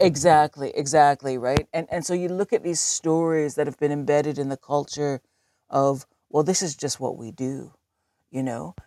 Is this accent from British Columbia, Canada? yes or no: no; Southern Ontario, Canada; now in Galiano Island, Canada; I grew up in Southern Ontario.